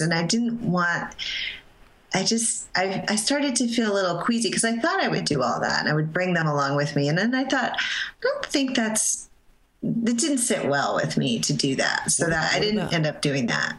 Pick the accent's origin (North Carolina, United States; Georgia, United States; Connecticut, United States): Connecticut, United States; I was growing up in Connecticut and I lived in a very um, Italian Catholic neighborhood.